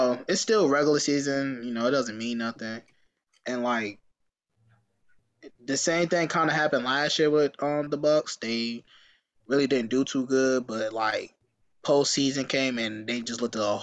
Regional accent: New York, United States; I'm from New York. You know I'm going to claim New York

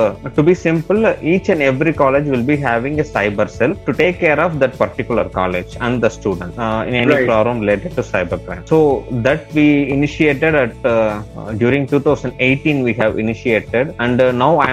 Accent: Salem, Tamil Nadu, India; also born or lived in Hyderabad; later, after 2015, I came back to Salem as well, which is my hometown

